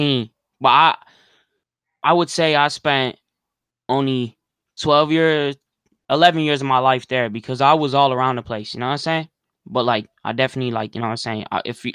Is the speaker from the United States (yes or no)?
yes; California, United States; I'm from Cali, and I'm just an up and coming rapper.